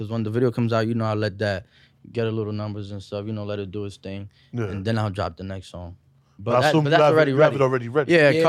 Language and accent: English; Yonkers, New York, United States; first language Spanish; English is a second language; also born or lived in Washington Heights, New York City; I was born there, and then when I was like 4 or 5, we moved to Yonkers. So I was just like raised there.